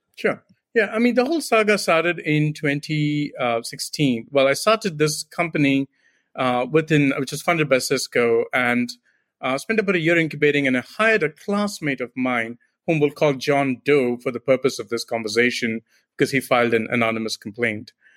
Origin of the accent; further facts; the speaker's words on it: India; moved away as an adult; also born or lived in Silicon Valley; now in United States; I'm immigrant from India.